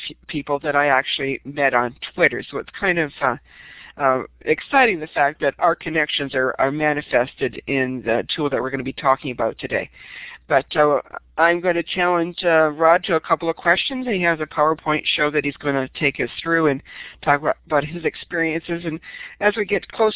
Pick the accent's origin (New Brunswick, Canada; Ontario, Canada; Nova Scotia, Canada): Ontario, Canada; St. Catharines; I'm from St. Catharines, Ontario